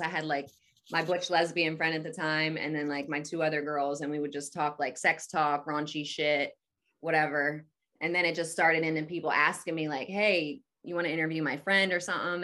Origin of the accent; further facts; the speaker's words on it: Atlantic City, New Jersey, United States; I'm from Jersey, like, Atlantic City area.